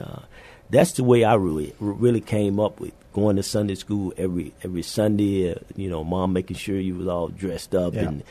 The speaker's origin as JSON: {"language": "English", "region": "Louisiana", "country": "United States", "also_born_or_lived": "Minot, North Dakota / Fairbanks, Alaska / Honolulu, Hawaii / Naples, Italy", "moved": "as an adult", "lives_now": "San Antonio, United States", "said": "We're originally from Louisiana"}